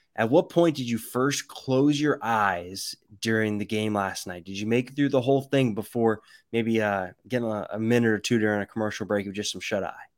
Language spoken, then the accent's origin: English; the Bay Area, California, United States; moved away; I'm from the Bay Area